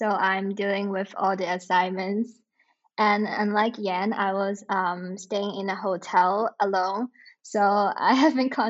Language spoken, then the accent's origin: English; Hong Kong; moved away as an adult; now in Winnipeg, Canada; I was from Hong Kong